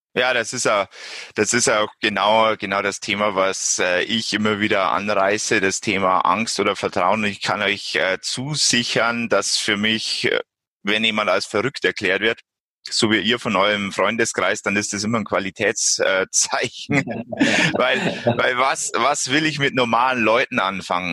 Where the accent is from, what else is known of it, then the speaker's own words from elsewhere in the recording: Bavaria, Germany; bei uns in Bayern